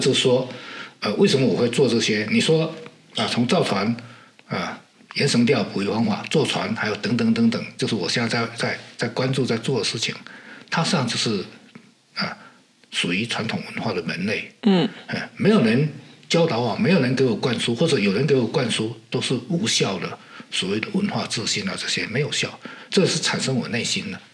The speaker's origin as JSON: {"language": "Chinese", "region": "Fujian", "country": "China", "first_language": "Hokkien (Minnan)", "second_language": "Chinese", "said": "因为我是福建的闽南人"}